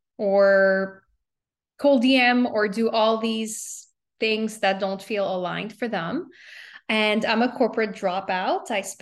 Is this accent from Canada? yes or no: yes; Montreal, Quebec, Canada; moved away as an adult; also born or lived in New York City; now in United States; I'm from Montreal.